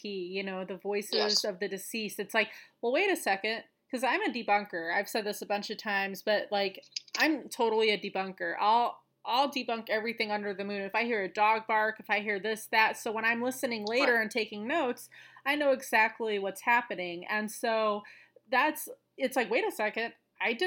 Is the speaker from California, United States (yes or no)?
no; Colorado, United States; I still investigate in my home state of Colorado